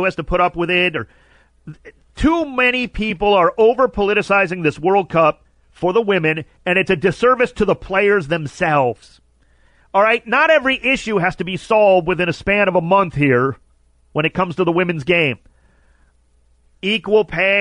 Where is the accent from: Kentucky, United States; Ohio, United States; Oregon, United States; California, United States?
Ohio, United States; Cleveland; moved away as an adult; now in Los Angeles, United States; my hometown in Cleveland